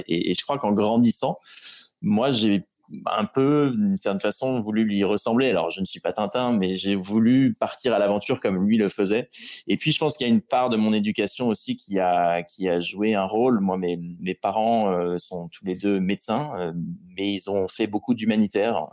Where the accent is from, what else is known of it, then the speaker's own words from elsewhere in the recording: Rouen, Normandy, France; je suis de Rouen à l'origine